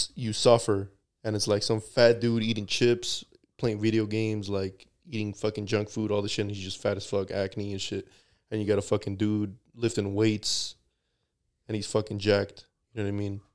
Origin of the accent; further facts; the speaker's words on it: United States; they know I'm American